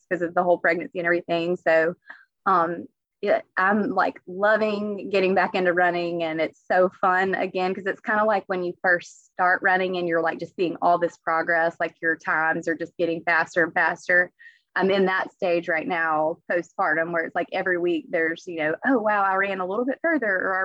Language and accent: English; Alabama, United States; my hometown and all about Alabama